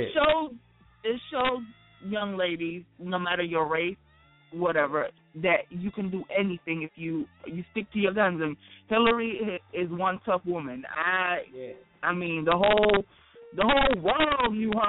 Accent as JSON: {"language": "English", "country": "Jamaica", "said": "as a Jamaican"}